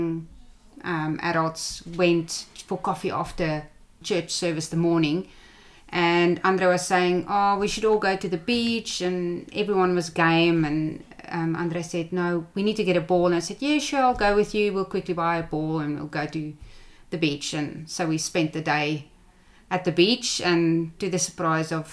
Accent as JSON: {"language": "English", "town": "Jeffreys Bay", "region": "Eastern Cape", "country": "South Africa", "tie": "born or raised there", "moved": "as an adult", "lives_now": "Australia", "said": "I grew up in a coastal town called Jeffreys Bay."}